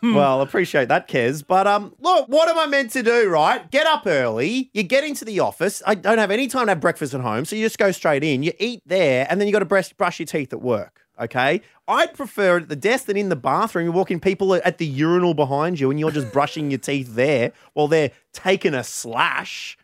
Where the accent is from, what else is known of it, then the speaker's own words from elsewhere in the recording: near Framlingham, Victoria, Australia; this place is so close to my hometown